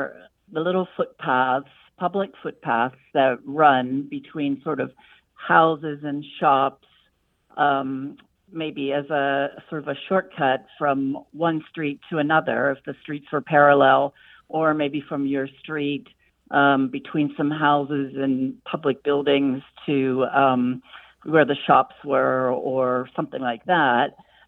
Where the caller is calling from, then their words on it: Cincinnati, Ohio, United States; also born or lived in Sussex, England; I'm calling from Cincinnati.